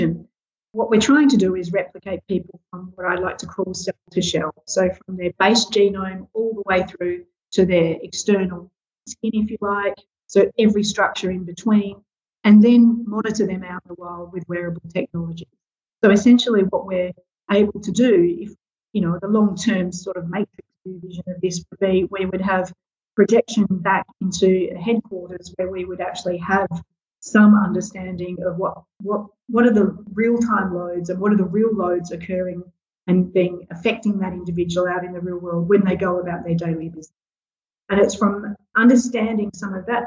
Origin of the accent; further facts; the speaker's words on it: South Australia, Australia; now in Western Australia, Australia; keen sports person growing up in South Australia